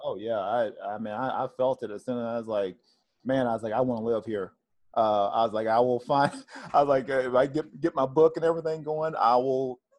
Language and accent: English; Tennessee, United States; moved away; I'm originally from the South, I'm from Tennessee